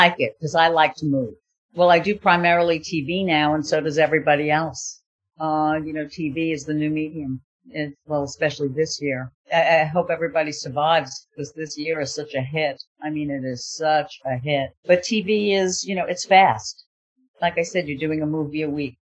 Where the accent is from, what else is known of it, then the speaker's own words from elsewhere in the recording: New York, United States; moved away; I'm a New Yorker. We used to go to plays.